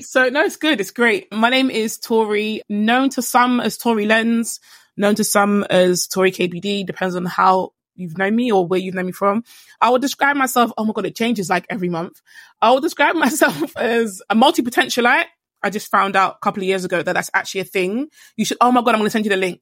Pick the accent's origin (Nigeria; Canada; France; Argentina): Nigeria; I'm Nigerian.